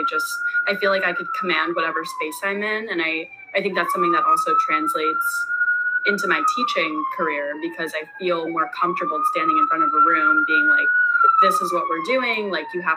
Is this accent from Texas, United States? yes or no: no; Great Neck, New York, United States; now in New York City, United States; I grew up in Great Neck.